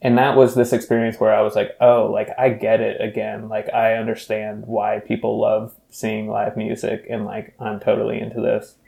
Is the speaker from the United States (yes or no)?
yes; Louisville, Kentucky, United States; moved away as an adult; also born or lived in North Carolina; now in Seattle, United States; I grew up in Louisville through high school, and then I left to go to college in North Carolina